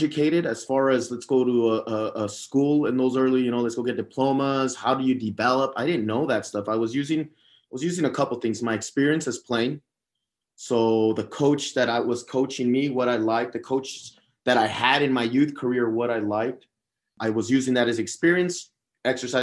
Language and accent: English; Las Cruces, New Mexico, United States; also born or lived in El Paso, Texas; My dad likes to joke around that I was made in Juarez and born in El Paso, and I was raised in Las Cruces, New Mexico